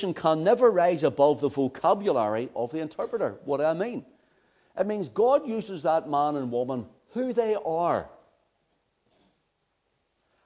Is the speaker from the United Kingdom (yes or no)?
yes; Belfast, Northern Ireland, United Kingdom; accent: Belfast; my Belfast accent